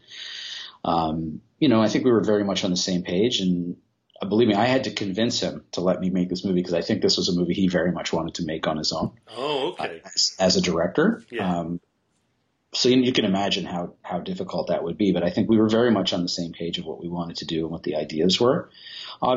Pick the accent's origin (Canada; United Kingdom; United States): Canada; I'm from Canada.